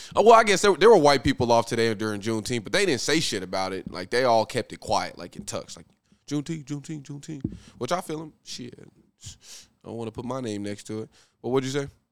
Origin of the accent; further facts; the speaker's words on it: Muskogee, Oklahoma, United States; in Muskogee, in my hometown